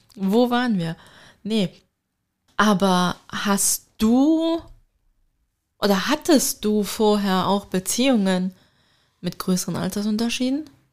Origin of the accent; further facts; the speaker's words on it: Turkey; ich bin Türkin.